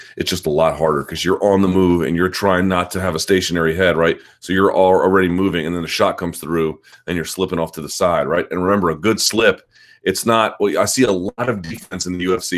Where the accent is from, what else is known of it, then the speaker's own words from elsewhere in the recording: United States; as an American